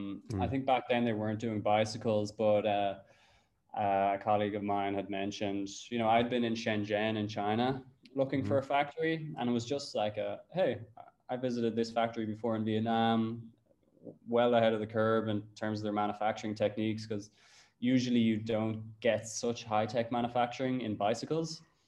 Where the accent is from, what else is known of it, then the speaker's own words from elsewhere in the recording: Cabinteely, Leinster, Ireland; We built these kind of mountain bike tracks in Cabinteely Park.